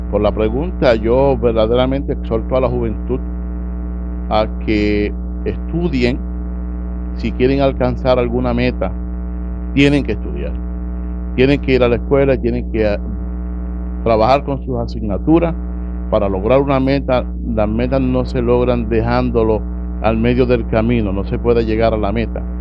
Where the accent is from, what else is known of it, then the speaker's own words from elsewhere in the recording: Utuado, Puerto Rico; Y por supuesto, yo soy aquí nacido y criado en Utuado, yo soy natural de Utuado.